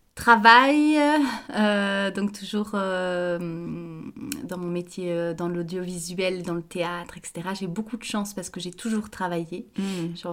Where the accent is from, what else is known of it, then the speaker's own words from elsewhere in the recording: Brussels, Brussels-Capital Region, Belgium; moved away as an adult; also born or lived in Paris; je, suis belge, euh, je suis née en Belgique, à Bruxelles. j'ai toute mon existence jusqu'à mes 18 ans en Belgique.